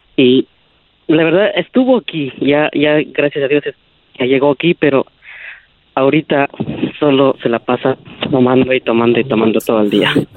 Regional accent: Guatemala; now in Oakland, United States; Yo soy de Guatemala.

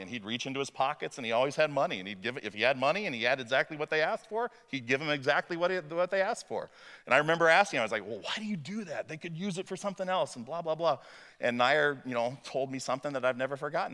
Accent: Illinois, United States; also born or lived in Waverly, Iowa; my experience growing up in Muhammad, Illinois

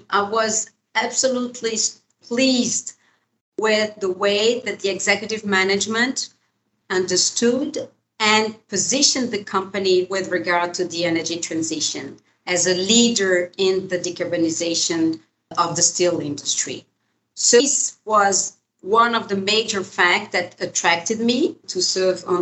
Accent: Brazil; in Brazil, my home country

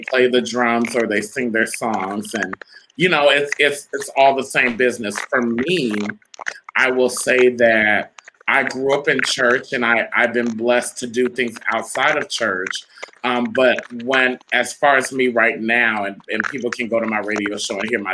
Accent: Rancho Cucamonga, California, United States; I grew up in Rancho Cucamonga, California

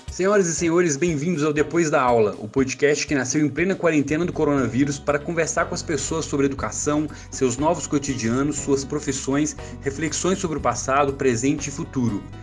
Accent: São Domingos das Dores, Minas Gerais, Brazil; moved away; eu sou do interior de Minas Gerais, é, morei na cidade de São Domingos das Dores

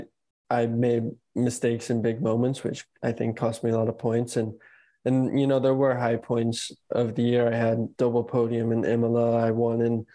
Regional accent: United States; an American driver

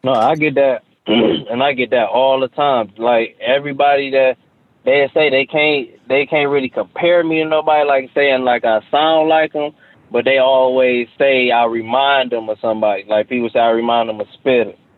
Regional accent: Cleveland, Ohio, United States; born or raised there; also born or lived in Orlando, Florida

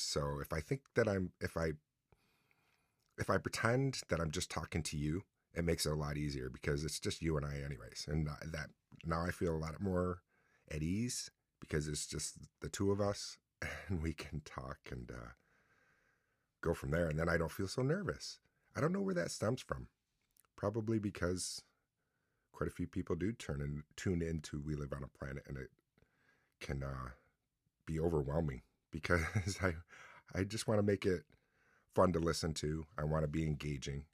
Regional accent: Mexico, New York, United States; also born or lived in New Haven, New York / Oswego, New York; I was getting in trouble a lot in my hometown of Mexico. New Haven's really my hometown

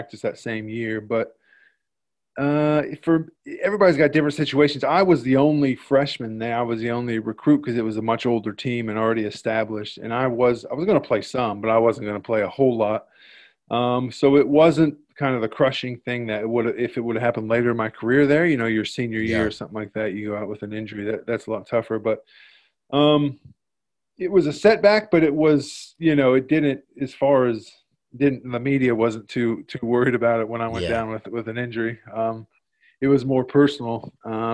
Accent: Indiana, United States; moved away as an adult; also born or lived in Michigan; now in Melbourne, Australia; I grew up in Indiana, a small town in Indiana.

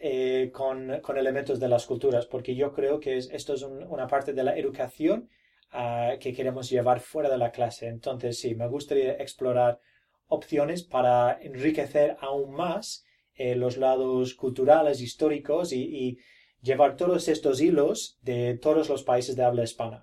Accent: Brisbane, Queensland, Australia; Spanish is a second language; yo no soy nativo, yo eh, nací en Brisbane

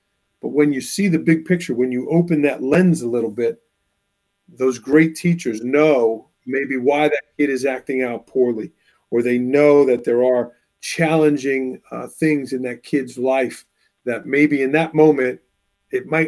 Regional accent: New York City, New York, United States; also born or lived in Bay Ridge, Brooklyn; now in Northeast Pennsylvania, United States; I'm originally from New York. I live in Northeast Pennsylvania right now

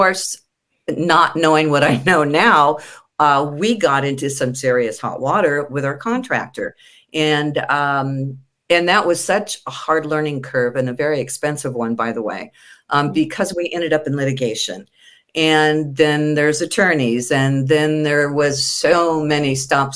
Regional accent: San Diego, California, United States; I was born and raised in California, specifically San Diego. And I've been here

